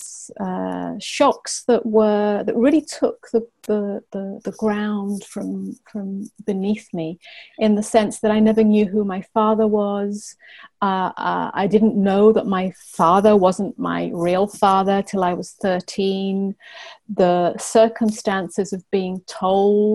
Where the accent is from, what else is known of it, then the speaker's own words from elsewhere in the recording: England, United Kingdom; also born or lived in Cyprus; I lived on a small island in the Mediterranean for a couple of years, even though I was brought up in England